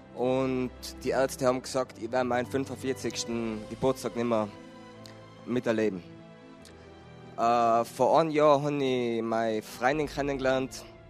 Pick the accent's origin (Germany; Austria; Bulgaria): Austria; Tyrol; ich bin ein Tiroler